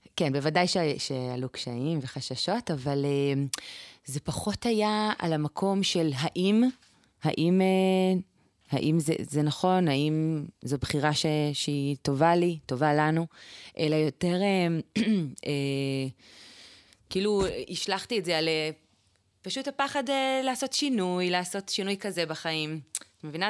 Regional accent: Israel; now in Tekoa; אני גדלתי ביישוב שככה, כמו נראה לי הרבה יישובים אה, דתיים

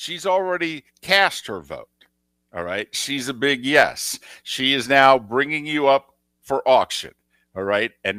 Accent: Northeast, United States; As somebody born and raised in the Northeast

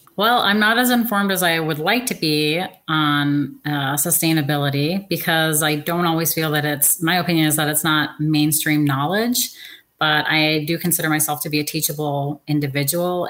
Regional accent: Seattle, Washington, United States; I'm from Seattle, Washington

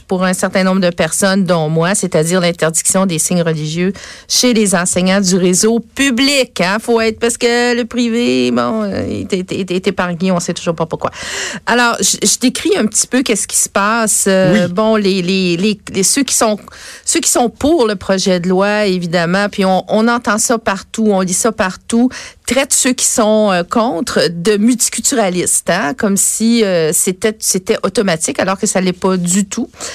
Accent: Quebec, Canada; je suis une vraie québécoise

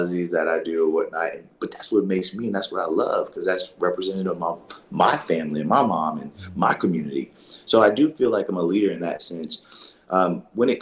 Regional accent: New Orleans, Louisiana, United States; I grew up in a part of New Orleans where, I went to, it was a predominantly black school

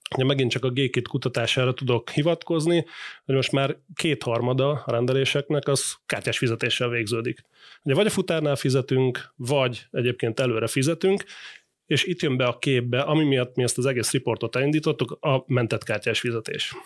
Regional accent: Hungary; mi, mint magyarok

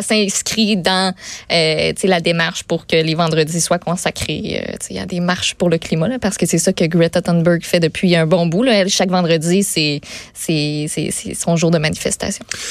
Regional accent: Quebec, Canada; François Legault, notre premier ministre

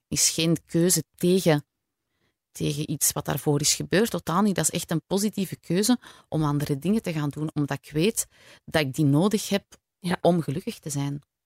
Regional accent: Antwerp, Flanders, Belgium; moved away as an adult; also born or lived in Borgerhout / Leuven; now in Kessel-Lo, Belgium; ik ben geboren in Borgerhout, ben opgegroeid in Merksem heel mijn leven. En dan op mijn 18 ben ik op kot gegaan in Leuven.

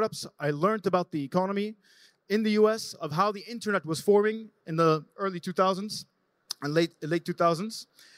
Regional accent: Jordan; I'm a founder from Jordan

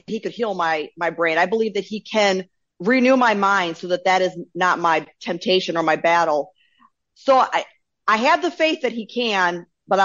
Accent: Bowling Green, Ohio, United States; I was born in Bowling Green, Ohio, to hippie parents in the home

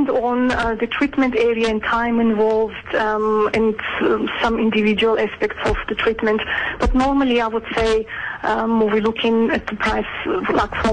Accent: Georgia; English is a second language; now in South Africa; Yes, I'm originally from Georgia, but um, I have been living in South Africa for 20

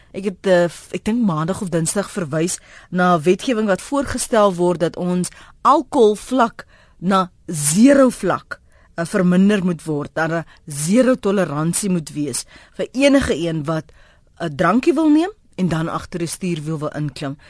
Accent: South Africa; ons as Suid-Afrikaners

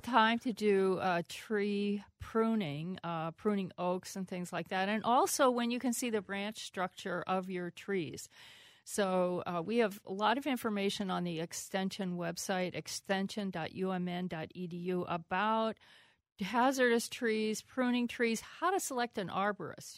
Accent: Pennsylvania, United States; moved away; also born or lived in Minnesota; I, I grew up in Pennsylvania.

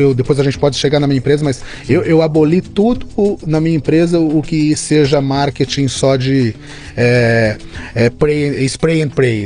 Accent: Barrinha, São Paulo, Brazil; born or raised there

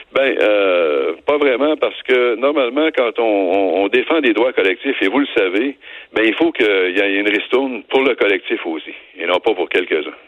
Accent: Wendake, Quebec, Canada; on a un développement économique chez nous à Wendake

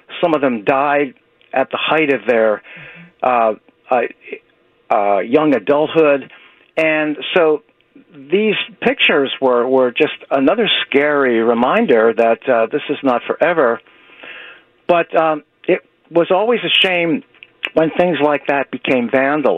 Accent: Frazer, Pennsylvania, United States; now in Philadelphia, United States; I grew up in Fraser, Pennsylvania, which is really country

